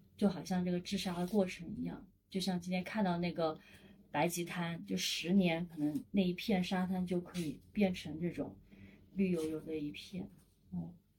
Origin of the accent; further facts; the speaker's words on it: Sichuan, China; now in Shenzhen, China; 我是出生在四川嗯，然后工作在深圳，都是南方城市，是完全没有缺水这种概念的